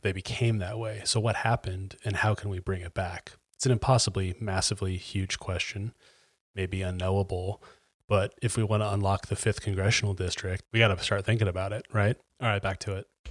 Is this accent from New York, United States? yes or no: no; Chattahoochee, Florida, United States; moved away; the people I grew up with in Chattahoochee